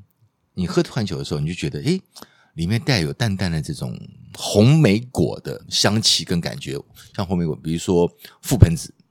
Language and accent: Chinese; Taiwan; 台湾我们台湾人比较少吃了